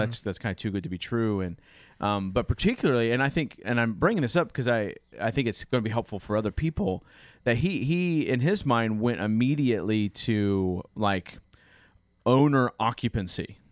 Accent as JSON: {"language": "English", "country": "United States", "said": "a boring white man from the United States"}